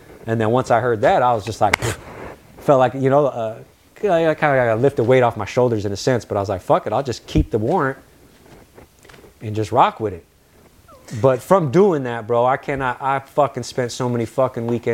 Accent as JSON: {"language": "English", "town": "Yelm", "region": "Washington", "country": "United States", "tie": "born or raised there", "also_born_or_lived": "San Francisco", "moved": "yes", "lives_now": "Los Angeles, United States", "said": "My brother in life, who I grew up with in Yelm"}